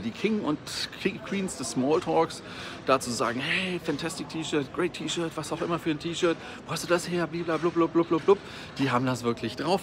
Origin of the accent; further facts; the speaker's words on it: Germany; Bei uns in Deutschland